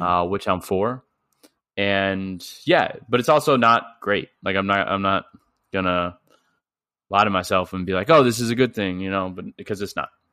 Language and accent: English; St. Louis, Missouri, United States; I'm from Saint Louis